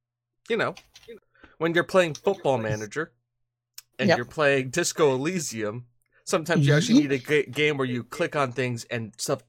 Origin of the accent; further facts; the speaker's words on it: United States; I say that I'm from America, and they're like, well, you're fluent in Spanish. I'm like, how am I fluent in Spanish? Just because I'm from America?